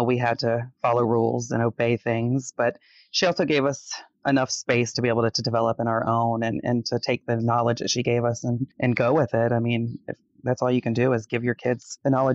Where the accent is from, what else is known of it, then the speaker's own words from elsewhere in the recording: Florida, United States; moved away as an adult; also born or lived in Detroit, Michigan; now in Las Vegas, United States; I've lived in the state of Florida my entire life, all the way from south to north